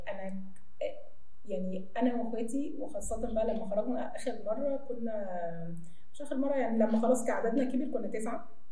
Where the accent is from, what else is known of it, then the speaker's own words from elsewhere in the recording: Egypt; احنا عايشين في مجتمع شرقي واحنا مصريين